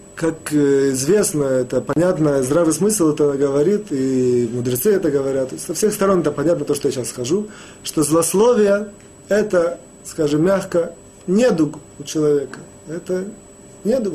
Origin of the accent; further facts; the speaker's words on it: Russia; moved away; мы, евреи, выходцы из России